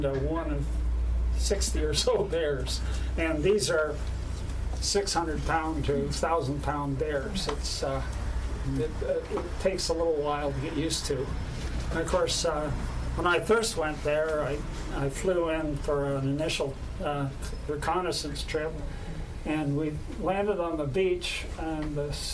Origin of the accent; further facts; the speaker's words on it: Kingston, Ontario, Canada; moved away as an adult; growing up in Kingston